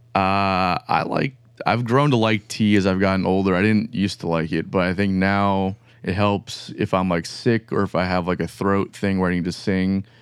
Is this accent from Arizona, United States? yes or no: no; Pembroke Pines, Florida, United States; now in Jacksonville, United States; I'm from, like, Pembroke Pines